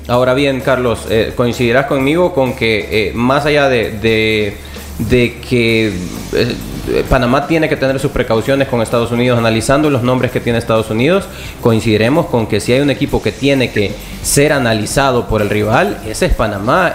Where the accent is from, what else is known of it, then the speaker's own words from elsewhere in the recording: El Salvador; como salvadoreños.